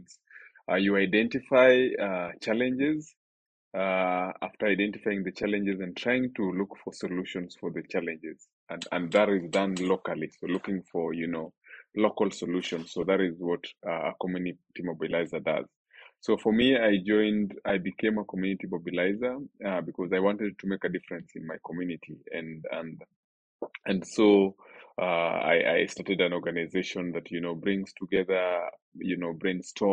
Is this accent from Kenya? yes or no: yes; Nairobi, Kenya; I was born and raised in Mathare.